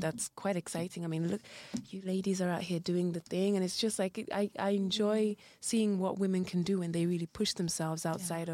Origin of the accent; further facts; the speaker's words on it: United Kingdom; moved away as an adult; also born or lived in Rwanda; now in Belgium; was raised in the UK